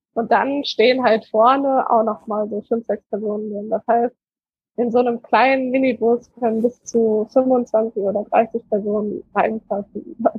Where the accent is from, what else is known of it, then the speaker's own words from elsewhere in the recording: Germany; ich bin aus Deutschland